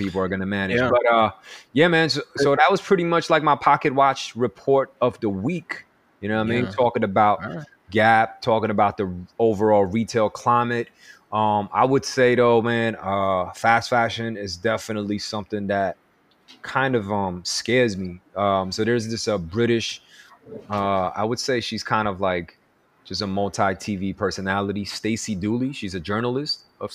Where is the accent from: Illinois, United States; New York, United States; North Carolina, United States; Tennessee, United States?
New York, United States; growing up in New York